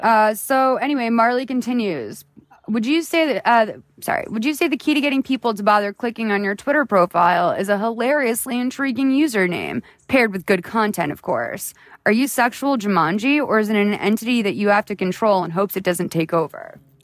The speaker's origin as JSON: {"language": "English", "town": "Boston", "region": "Massachusetts", "country": "United States", "moved": "yes", "lives_now": "Los Angeles, United States", "said": "I'm from Boston"}